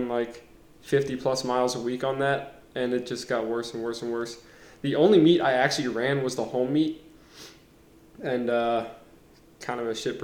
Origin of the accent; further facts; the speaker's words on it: Fredericksburg, Virginia, United States; my hometown, Fredericksburg, Virginia